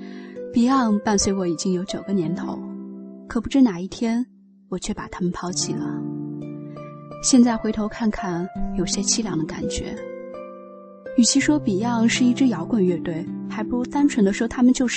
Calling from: Shanghai, China; 我是来自上海的听友…。

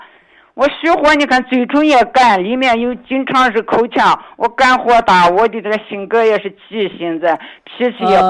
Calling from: Lanzhou, Gansu, China; 我是兰州的。

